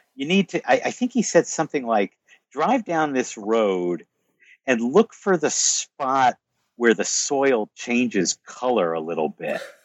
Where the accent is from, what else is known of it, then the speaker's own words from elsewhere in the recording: United States; I'm American